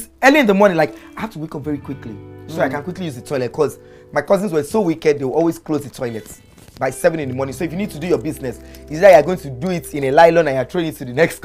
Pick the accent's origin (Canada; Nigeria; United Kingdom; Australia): Nigeria; Lagos; also born or lived in Hamburg, Germany; I grew up on Bonuwe in Alagomechi